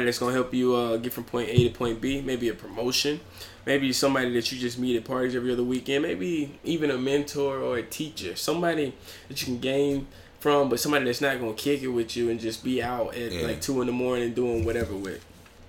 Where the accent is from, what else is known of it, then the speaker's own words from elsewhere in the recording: Alabama, United States; I'm from Alabama. My little small Alabama mind couldn't fathom Chicago